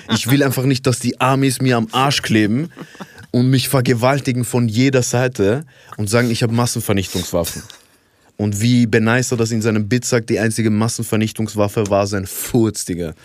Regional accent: Iraq; moved away; Ich komme ja ursprünglich aus dem Irak

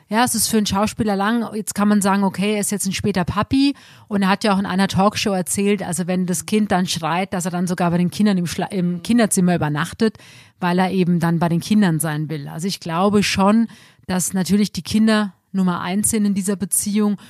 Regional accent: Germany; bei uns in Deutschland

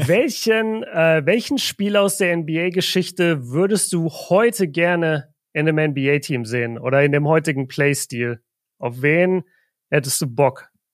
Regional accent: Southern Germany, Germany; Ich komme aus Deutschland, ich komme aus Süddeutschland

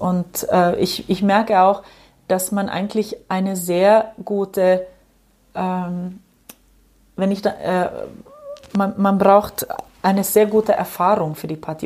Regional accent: Ostrobothnia, Finland; German is a second language; moved away; ich bin in der Gegend aufgewachsen, an der Westküste, also in Österbotten

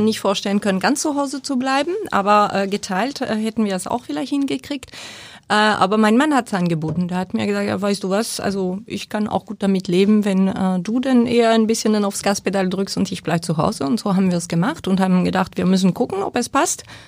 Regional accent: Bergerac, Nouvelle-Aquitaine, France; German is a second language; moved away as an adult; also born or lived in Paris area, France / Bilbao, Spain / Berlin, Germany; now in Hamburg, Germany; ich bin groß geworden im Südwesten, in der Weinregion äh, Richtung Bordeaux bei Bergerac

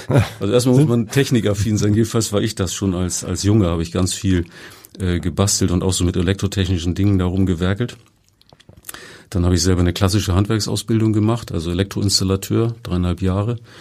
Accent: Kiel, Schleswig-Holstein, Germany; Ich komme ja selber auch aus Kiel

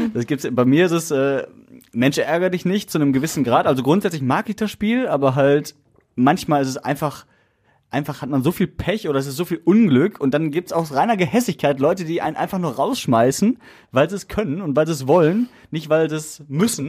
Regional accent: Essen, North Rhine-Westphalia, Germany; als Essener

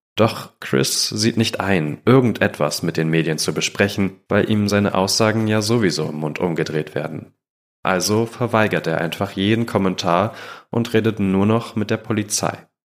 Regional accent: Germany

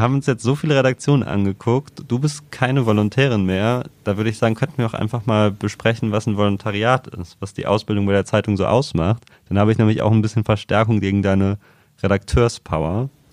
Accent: Trier, Rhineland-Palatinate, Germany; moved away; ich komme ja aus Trier

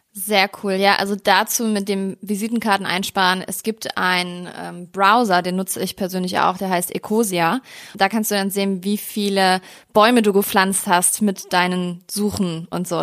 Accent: Germany; in Deutschland geboren, meine Familie hat keinen Migrationshintergrund

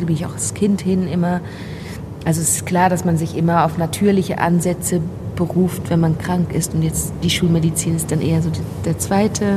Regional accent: Switzerland; accent: Swiss German; first language Swiss German; German is a second language; moved away; also born or lived in Basel; Also, also Deutsch ist ja nicht meine Muttersprache, ich bin Schweizerin, also Schweizerdeutsch

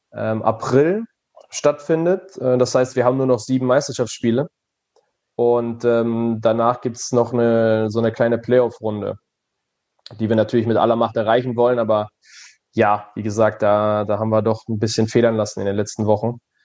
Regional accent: Germany; moved away as an adult; now in Belgium; meiner Heimat äh, nahezu äh, der niederländischen Grenze

